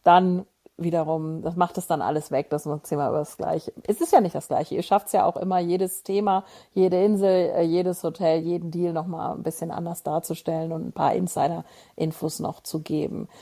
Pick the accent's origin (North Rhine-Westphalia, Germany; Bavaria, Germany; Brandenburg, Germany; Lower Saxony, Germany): North Rhine-Westphalia, Germany; Moers; ich bin ja in, in Mörs groß geworden und zur Schule gegangen